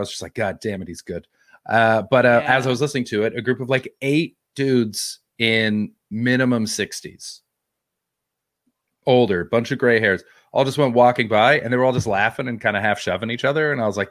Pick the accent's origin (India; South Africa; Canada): Canada; I'm not English. I'm Canadian.